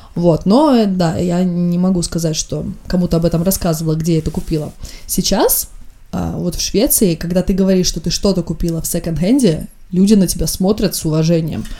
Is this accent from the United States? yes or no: no; Estonia; я из Эстонии